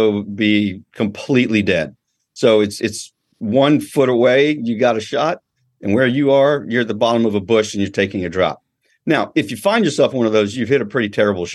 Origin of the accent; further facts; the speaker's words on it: Georgia, United States; also born or lived in California; I grew up in Georgia, but of course was born out here, spent my beginning, my childhood out here